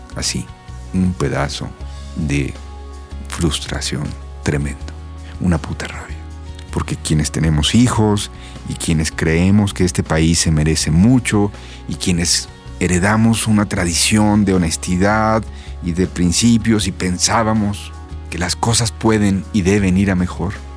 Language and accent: Spanish; Mexico